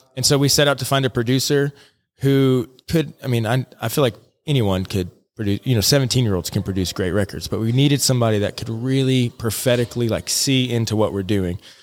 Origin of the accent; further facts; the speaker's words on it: Alaska, United States; moved away as an adult; also born or lived in Nashville, Tennessee / Bethel, Alaska / Anchorage, Alaska / Florida; now in Jonesborough, United States; I grew up out in Alaska